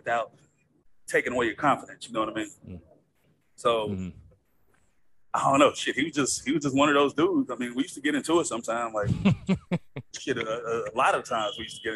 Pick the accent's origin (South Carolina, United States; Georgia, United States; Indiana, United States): Georgia, United States; Kennesaw; also born or lived in Texas; I grew up playing football in Texas before I went to high school in Georgia